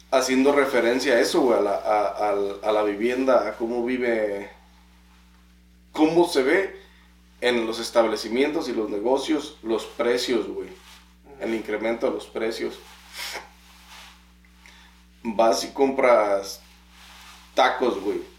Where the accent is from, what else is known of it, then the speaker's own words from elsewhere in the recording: Mexico; O sea, no mames, soy mexicano, güey. Si me ves que soy mexicano, cóbrame lo normal.